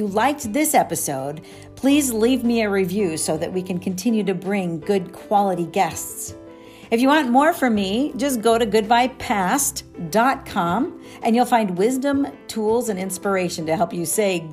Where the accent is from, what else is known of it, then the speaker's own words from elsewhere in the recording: Nebraska, United States; I grew up in Nebraska. And so I was a big Cornhusker